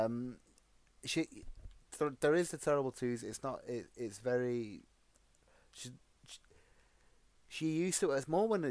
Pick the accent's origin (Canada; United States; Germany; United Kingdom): United Kingdom; Being the British guy I am